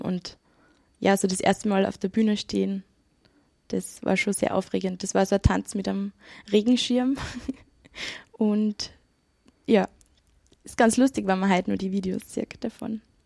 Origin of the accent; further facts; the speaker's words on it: Kirchdorf an der Krems, Upper Austria, Austria; moved away as an adult; also born or lived in Vienna; ich bin geboren in Kirchdorf an der Krems und bin aufgewachsen zwischen Wartberg und Pfarrkirchen